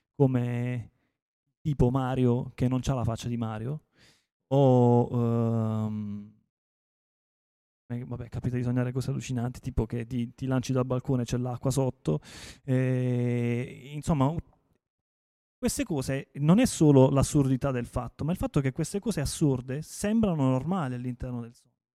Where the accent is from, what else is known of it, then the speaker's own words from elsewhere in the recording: Taranto, Apulia, Italy; io sono di Taranto